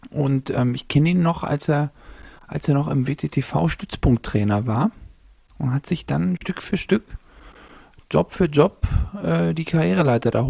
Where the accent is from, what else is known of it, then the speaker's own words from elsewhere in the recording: East Germany, Germany; born there; als geborener Ossi, habe ich so